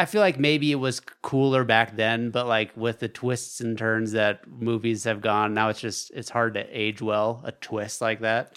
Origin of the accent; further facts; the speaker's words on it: Alaska, United States; growing up in Alaska